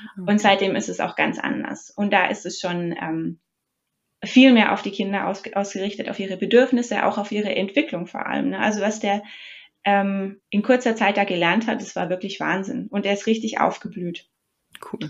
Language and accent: German; Germany; now in New Jersey, United States; Wir als, als Deutsche